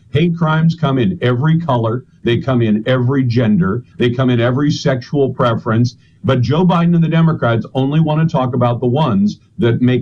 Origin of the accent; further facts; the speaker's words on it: Taiwan; born there; I was born in Taiwan because my mom and dad were in the U.S. Navy, and my dad was deployed at that time, and my mom went to join him.